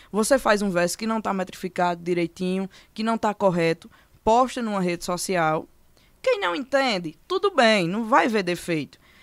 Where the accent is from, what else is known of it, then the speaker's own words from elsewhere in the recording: Brejo Santo, Ceará, Brazil; moved away as an adult; now in Serra Talhada, Brazil; Eu sou natural do Brás Santo, Ceará, certo? É, morei a vida todinha lá no Brejo